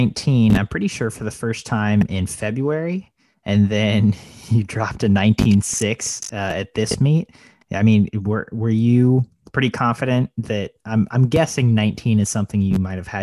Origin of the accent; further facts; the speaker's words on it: Texas, United States; my home state of Texas